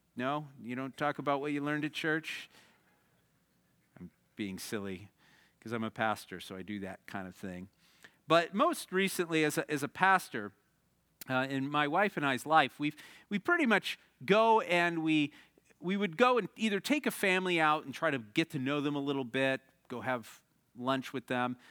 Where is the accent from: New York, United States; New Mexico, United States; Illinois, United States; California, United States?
Illinois, United States; the Midwest, outside of Chicago; now in Arizona, United States; I grew up in the Midwest, outside of Chicago